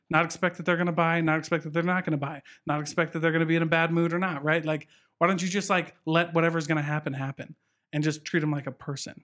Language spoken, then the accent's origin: English; Southeast Iowa, United States; moved away; a little town in Iowa.